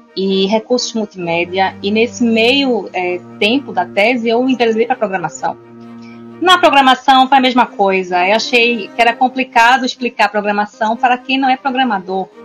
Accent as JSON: {"language": "Portuguese", "town": "Recife", "region": "Pernambuco", "country": "Brazil", "moved": "yes", "lives_now": "Portugal", "said": "vivo em Portugal já faz nove anos, sou também portuguesa, mas a alma é brasileira e recifense"}